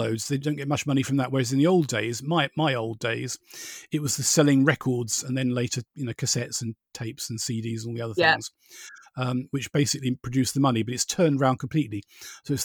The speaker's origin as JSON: {"language": "English", "town": "Borehamwood", "region": "East of England", "country": "United Kingdom", "tie": "born or raised there", "said": "I grew up in Boreham Wood, which is basically generally known around the world as Elstree"}